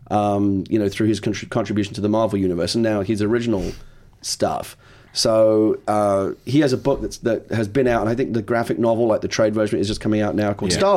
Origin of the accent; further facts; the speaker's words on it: London, United Kingdom; now in United States; I'm originally from the East End